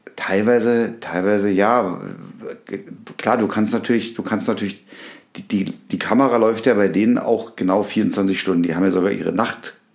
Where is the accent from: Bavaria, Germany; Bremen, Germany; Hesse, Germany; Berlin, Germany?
Berlin, Germany; moved away; in Berlin, in meiner alten Heimat